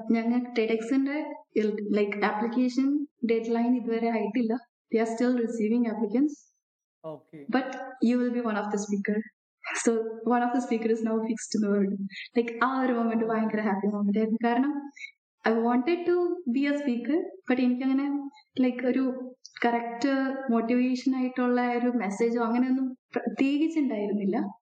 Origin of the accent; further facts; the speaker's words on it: Kerala, India; moved away as an adult; now in Graz, Austria; ഞാൻ വളർന്നതും പഠിച്ചതും എല്ലാം എന്റെ സ്കൂളാണെങ്കിൽ വീടിന്റെ തൊട്ടടുത്തുള്ള സ്കൂള് ഇപ്പൊ ബിടെക് ആണെങ്കിൽ അതേ ജില്ലയിൽ തന്നെ